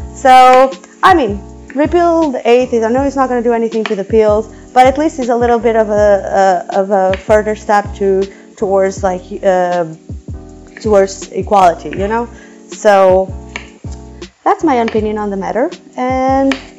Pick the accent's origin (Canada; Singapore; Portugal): Portugal; moved away; I'm from Portugal